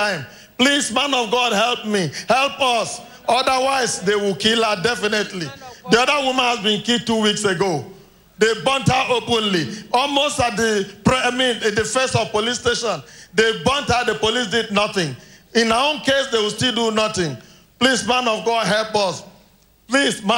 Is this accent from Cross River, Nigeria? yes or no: yes; Asiga, Cross River, Nigeria; We came from Cross River State in a village called Asiga